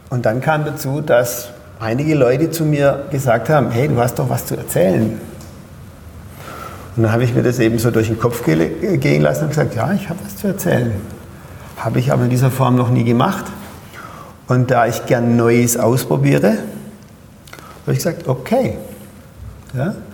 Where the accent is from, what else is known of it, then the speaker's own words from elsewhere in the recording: Pforzheim, Baden-Württemberg, Germany; now in Berlin, Germany; Also ich bin vom, man hört es ja in meinem Dialekt, von Pforzheim nach Berlin umgezogen.